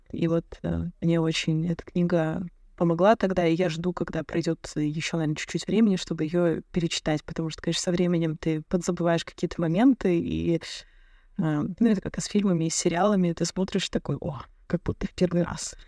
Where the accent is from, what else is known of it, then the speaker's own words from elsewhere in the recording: Tolyatti, Samara Oblast, Russia; moved away; also born or lived in United States; в Академии управления Щедровицкого в Тольятти, откуда я родом